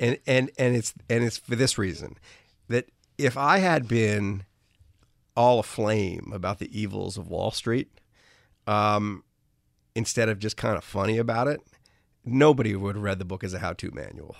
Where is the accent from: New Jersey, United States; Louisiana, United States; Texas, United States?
Louisiana, United States; New Orleans; I grew up in New Orleans